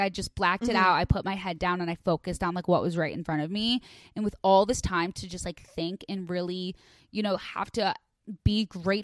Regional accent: Chicago Northwest suburbs, Illinois, United States; moved away as an adult; now in Los Angeles, United States; I grew up in the Northwest suburbs

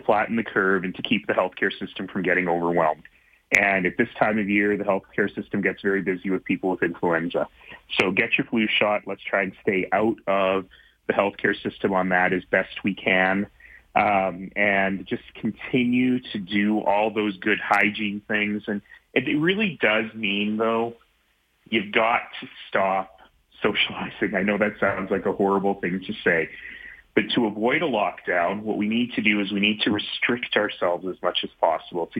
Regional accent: Calgary, Alberta, Canada; spent my first few years growing up in Marlborough here in Calgary

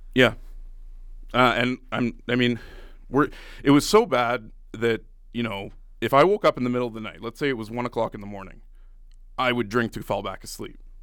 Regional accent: Ottawa, Ontario, Canada; moved away as an adult; also born or lived in Grande Prairie / Red Deer; I was born and raised in Ottawa

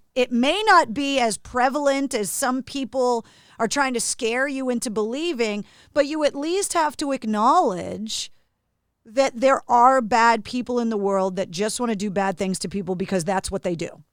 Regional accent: Massachusetts, United States; born and raised in Massachusetts

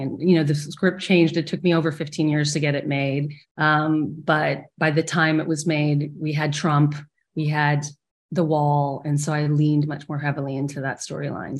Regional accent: Texas, United States; I grew up in Texas, in a small town in Texas

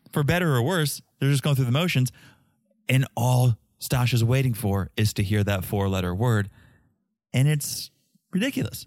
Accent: Connecticut, United States; moved away as an adult; also born or lived in Boston / New York; now in Florida, United States; I grew up in Connecticut. I went to school in Boston.

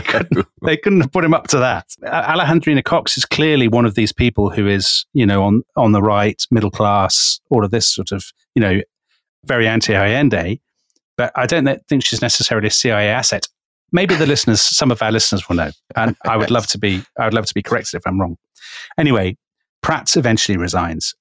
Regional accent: United Kingdom; we're British

